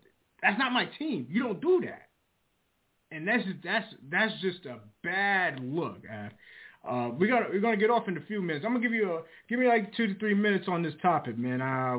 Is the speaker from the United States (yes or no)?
yes; New York, United States; I'm from New York.